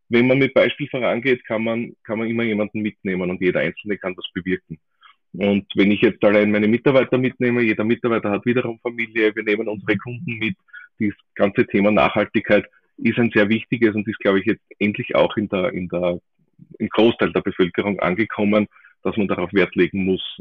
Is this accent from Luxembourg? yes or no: no; Austria; so wie es halt bei uns in Österreich so ist, rennt einfach der Schmäh